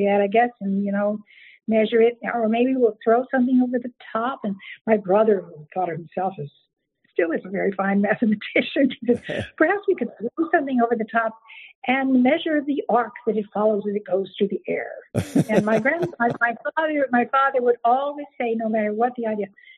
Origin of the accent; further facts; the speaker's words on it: San Antonio, Texas, United States; moved away; also born or lived in New York City / western New Jersey; We grew up in Texas in San Antonio